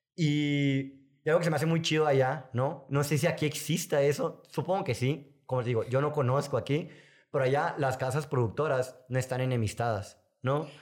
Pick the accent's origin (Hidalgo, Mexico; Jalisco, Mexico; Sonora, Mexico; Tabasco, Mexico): Sonora, Mexico; yo soy de Sonora